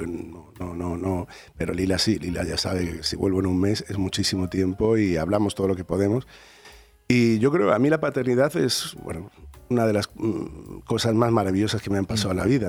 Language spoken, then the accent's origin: Spanish; Madrid, Community of Madrid, Spain; Yo soy de Vallecas, yo soy del Rayo Vallecano